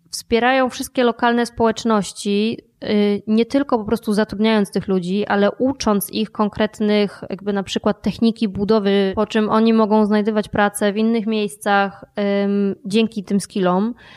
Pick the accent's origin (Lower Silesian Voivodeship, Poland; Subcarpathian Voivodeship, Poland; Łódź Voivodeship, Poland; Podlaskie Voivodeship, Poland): Subcarpathian Voivodeship, Poland; Podkarpacie; ja się urodziłam i wychowałam na Podkarpaciu